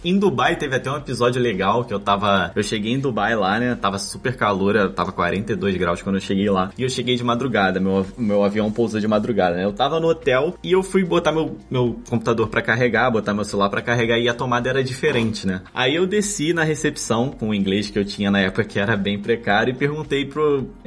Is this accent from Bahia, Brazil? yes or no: no; Rio de Janeiro, Brazil; moved away as an adult; now in Melbourne, Australia; Eu sou do Rio